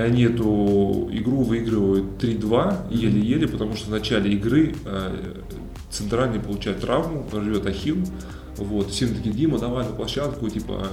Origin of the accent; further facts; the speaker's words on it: Kemerovo, Kemerovo Oblast, Russia; moved away; also born or lived in Kazan; я из Кемерово.